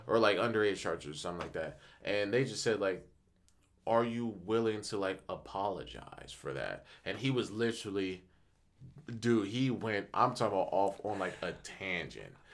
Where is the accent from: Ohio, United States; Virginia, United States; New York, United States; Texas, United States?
Ohio, United States; Akron; I'm from Akron